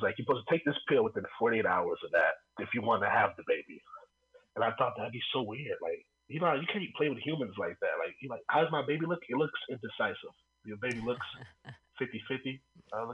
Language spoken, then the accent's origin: English; Oakland, California, United States; I'm from Oakland